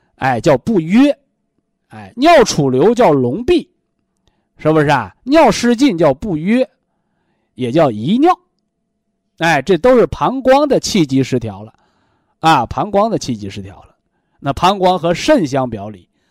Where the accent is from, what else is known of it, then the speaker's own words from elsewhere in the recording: China; 我们中国人说叫三魂七魄。